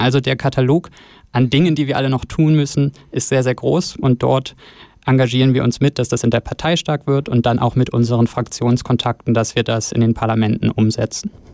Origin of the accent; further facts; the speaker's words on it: Northern Germany, Germany; also born or lived in Osnabrück; now in Bern, Switzerland; aus dem hohen Norden und von meiner Heimat